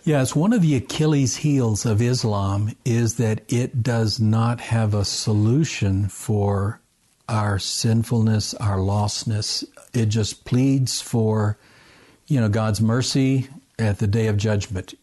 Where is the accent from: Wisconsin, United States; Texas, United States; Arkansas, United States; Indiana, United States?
Arkansas, United States; Camden; moved away as an adult; also born or lived in Japan / Hong Kong / Alexandria, Egypt / Tunisia; I, uh, was born and raised in Arkansas. Small town